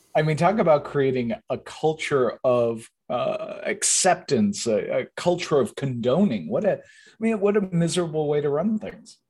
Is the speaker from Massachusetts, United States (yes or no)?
yes; southeastern Massachusetts, United States; I grew up in southeastern Massachusetts